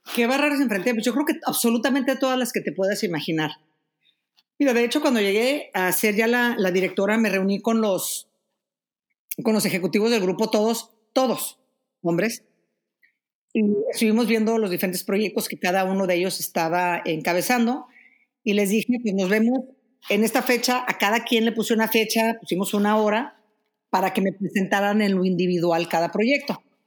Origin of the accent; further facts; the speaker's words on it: Mexico; moved away as an adult; tuve que salir de México hace, cuántos años? Fue en el 2015